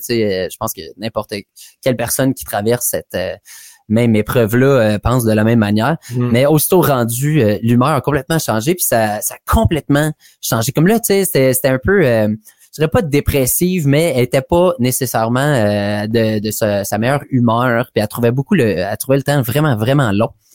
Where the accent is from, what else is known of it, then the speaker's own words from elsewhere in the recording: Hammond, Ontario, Canada; je viens de l'Est ontarien, donc ça se passe à Hammond, un peu exactement dans mon hood de jeunesse